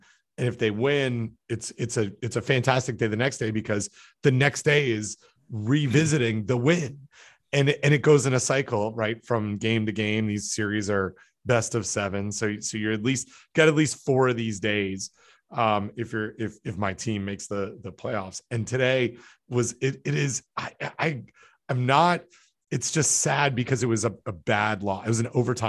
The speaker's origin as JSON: {"language": "English", "town": "Toronto", "region": "Ontario", "country": "Canada", "tie": "born or raised there", "said": "I have some like emotional cycle to, you know, my hometown teams. And so I remember 25 years ago when the Toronto Maple Leafs made the playoffs"}